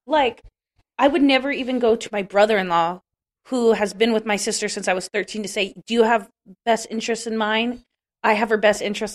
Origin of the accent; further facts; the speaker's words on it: California, United States; I grew up in California